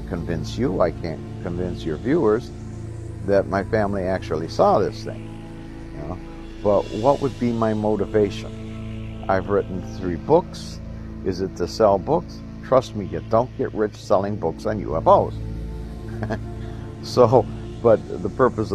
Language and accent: English; Michigan, United States; In Michigan, I'm from Michigan, of course, and I'm with Michigan MUFON